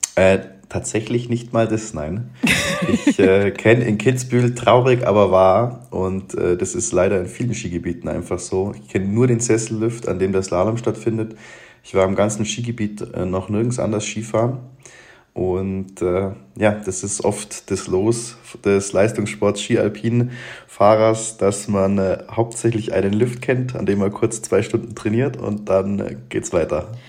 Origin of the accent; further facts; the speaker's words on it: Allgäu, Germany; bei uns im Allgäu in Balderschwang